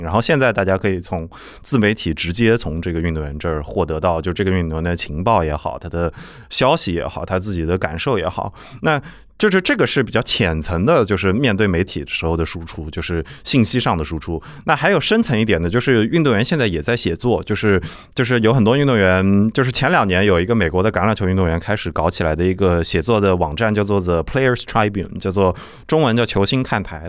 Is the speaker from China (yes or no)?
yes; Nanjing, Jiangsu, China; 我是南京人